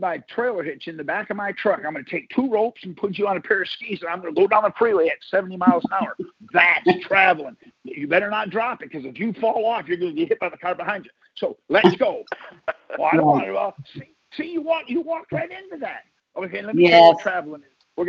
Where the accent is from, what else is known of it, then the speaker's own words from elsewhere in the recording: Michigan, United States; now in Texas, United States; I'm from Michigan. I was born in Michigan